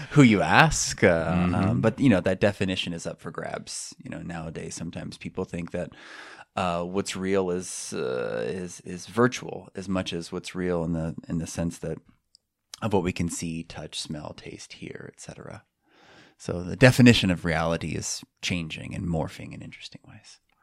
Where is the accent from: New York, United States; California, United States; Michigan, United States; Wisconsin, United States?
California, United States; San Francisco Bay Area; moved away as an adult; now in Minnesota, United States; I'm from California, San Francisco Bay Area